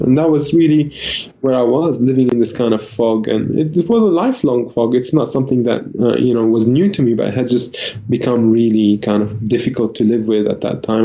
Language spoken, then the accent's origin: English; Lebanon; now in Australia; I was born in Lebanon in the peak of the civil war